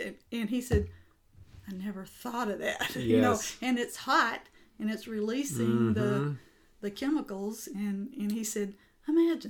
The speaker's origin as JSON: {"language": "English", "region": "the South", "country": "United States", "tie": "born or raised there", "said": "I grew up in the South"}